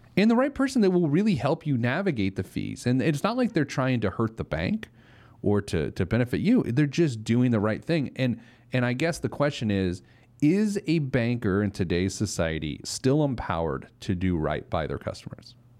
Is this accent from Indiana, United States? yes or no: yes; Speedway, Indiana, United States; I grew up in Speedway, Indiana